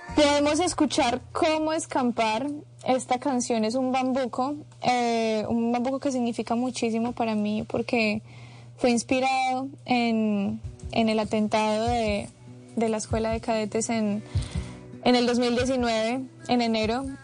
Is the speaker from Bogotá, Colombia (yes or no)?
no; Pereira, Risaralda, Colombia; toda mi gente de Pereira